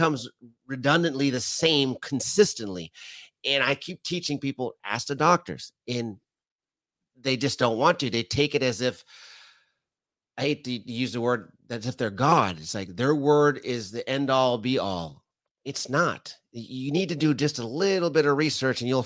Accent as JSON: {"language": "English", "country": "Canada", "said": "being Canadian"}